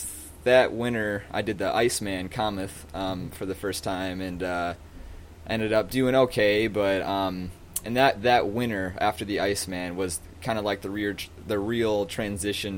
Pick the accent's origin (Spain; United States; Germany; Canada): United States; Cadillac, Michigan; I was born in Cadillac, Michigan, born and raised there